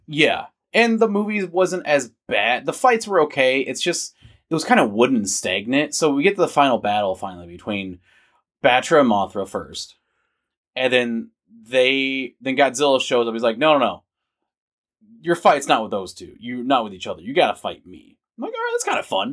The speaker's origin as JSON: {"language": "English", "country": "United States", "tie": "born or raised there", "said": "I was born as an American, so I'm not, I, well, I could technically get Vietnamese citizenship. I could because of the laws in Vietnam. But, you know, like, I, I originate here in America. I'm an American."}